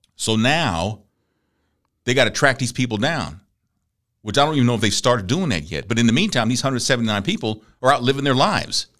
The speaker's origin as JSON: {"language": "English", "town": "Galveston", "region": "Texas", "country": "United States", "tie": "born or raised there", "said": "I grew up in Galveston."}